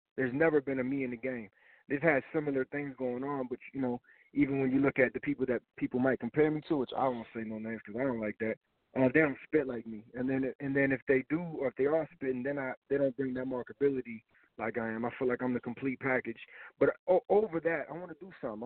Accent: Tampa, Florida, United States; also born or lived in Miami, Florida; I'm from I'm from Tampa, Florida

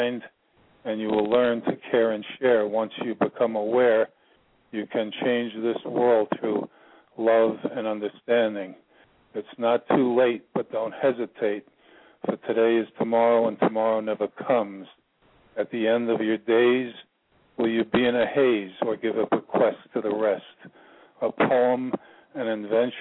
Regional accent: United States; now in Ashland, United States; I'm originally from New York, but I currently reside in a little town about 20 miles north of the capital, Richmond, Virginia. It's called Ashland

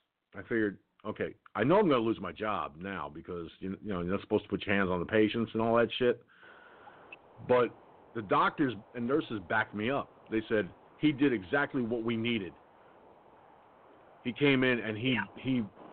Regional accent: Peekskill, New York, United States; It was right at Peekskill Hospital, in fact, my hometown

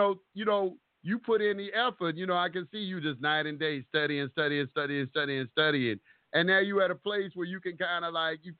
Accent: the South, United States; me growing up in the South

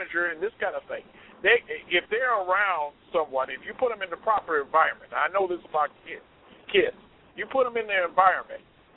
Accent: Cleveland, Ohio, United States; moved away as an adult; now in Chicago, United States; I am from originally from Cleveland, Ohio

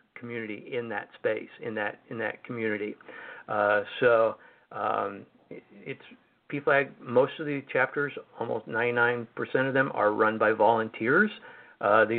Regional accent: Missouri, United States; moved away; also born or lived in Washington DC; Missouri, my home state

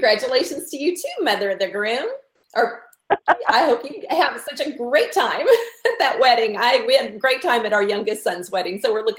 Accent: Southern United States, United States; accent: Southern; And I'm going to just start going into my Southern accent.

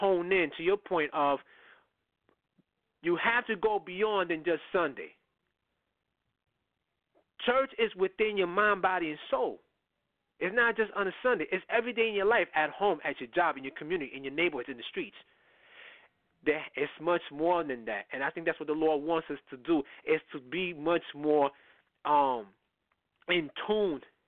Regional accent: New York City, New York, United States; I come up from the Bronx

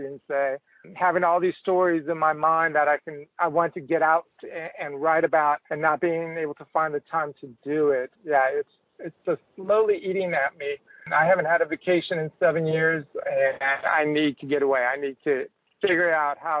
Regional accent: Los Angeles, California, United States; moved away as an adult; also born or lived in Houston, Texas / Dallas-Fort Worth, Texas / Galveston, Texas; now in Austin, United States; I'm a third-generation Texan. I was born in Houston, but I grew up in Los Angeles. Lived there for approximately 27 years.

